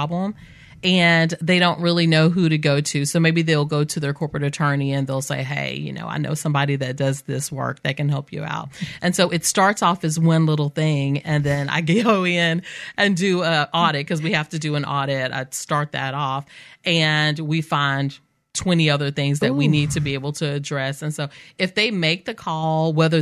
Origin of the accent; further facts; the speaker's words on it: Mobile, Alabama, United States; I grew up in West Mobile.